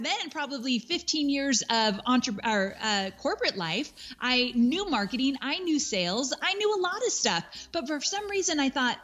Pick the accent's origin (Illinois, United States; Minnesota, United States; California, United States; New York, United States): California, United States; moved away as an adult; now in Nashville, United States; I am born and raised in California, went to college in California, like my whole life, never been out of California in terms of where I've lived.